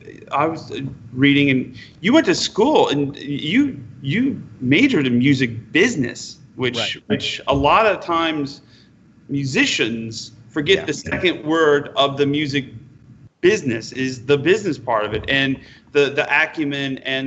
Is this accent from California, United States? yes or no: no; Utica, New York, United States; from Utica, New York, and I go, I made it to Carnegie Hall.